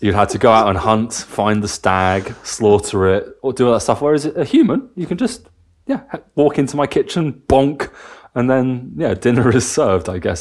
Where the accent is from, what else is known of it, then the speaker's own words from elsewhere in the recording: England, United Kingdom; moved away as an adult; also born or lived in Cardiff / Bavaria; now in Germany; growing up in England and going to university in Cardiff.